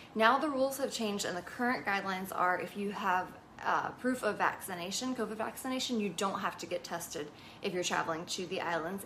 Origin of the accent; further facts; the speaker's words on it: Virginia, United States; moved away as an adult; also born or lived in Hawaii; we're from Virginia, where it's like pretty low cost of living